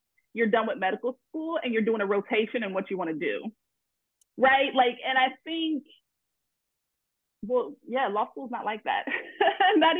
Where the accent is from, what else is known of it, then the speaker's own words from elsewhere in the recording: Columbus, Ohio, United States; also born or lived in Baton Rouge, Louisiana; I'm from Columbus, Ohio